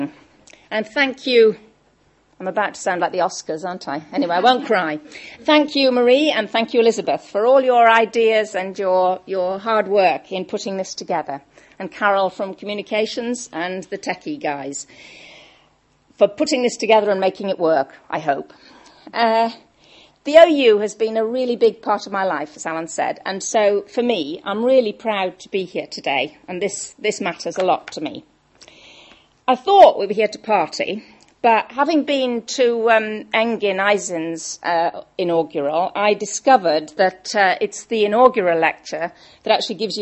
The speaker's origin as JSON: {"language": "English", "area": "Welsh", "region": "Wales", "country": "United Kingdom", "said": "I'm Welsh"}